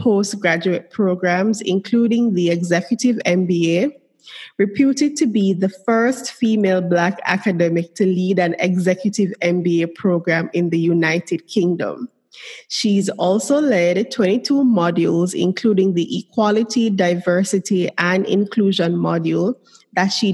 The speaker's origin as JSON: {"language": "English", "country": "Jamaica", "said": "it's the Jamaican in me."}